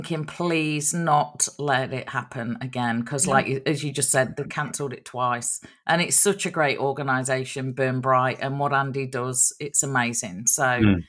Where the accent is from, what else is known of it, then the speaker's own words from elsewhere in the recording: Nottingham, East Midlands, United Kingdom; moved away; it's from Nottingham, which is, my hometown over in England.